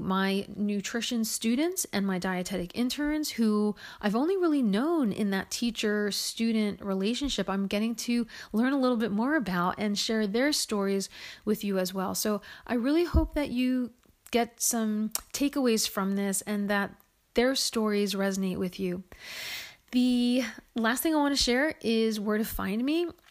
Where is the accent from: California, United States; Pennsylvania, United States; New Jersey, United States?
New Jersey, United States; Woodland Park; I was born in New Jersey in what was then known as West Patterson. It's now known as Woodland Park.